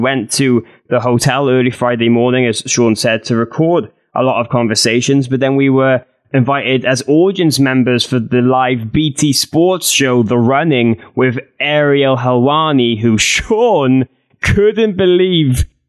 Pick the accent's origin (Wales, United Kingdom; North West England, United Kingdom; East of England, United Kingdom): Wales, United Kingdom; Cardiff; But to see everything WWE in the streets of Cardiff in my hometown this week was absolutely insane.